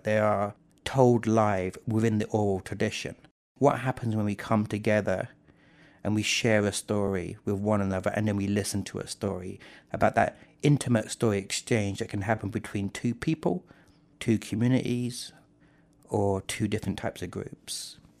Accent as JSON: {"language": "English", "region": "South England", "country": "United Kingdom", "tie": "born or raised there", "moved": "yes", "lives_now": "Jonesborough, United States", "said": "I grew up in South England, I was born in nineteen seventy-six."}